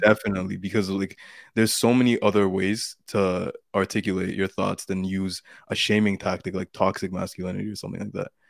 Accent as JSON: {"language": "English", "country": "Canada", "said": "I'm from Canada"}